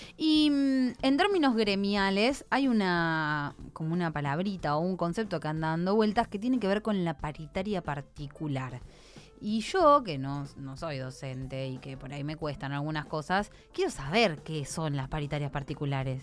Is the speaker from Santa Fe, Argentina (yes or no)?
yes; Santa Fe, Argentina; Nosotros dentro de la provincia de Santa Fe somos un poco pampeanos, somos un poco rioplatenses y somos un poco litoraleños, que es lo lindo de nuestra provincia